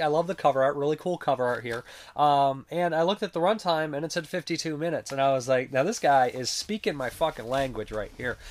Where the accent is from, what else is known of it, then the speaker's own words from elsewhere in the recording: Ohio, United States; I'm from Ohio